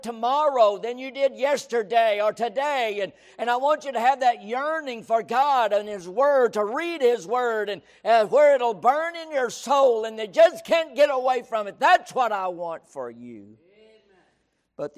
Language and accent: English; San Angelo, Texas, United States; growing up in West Texas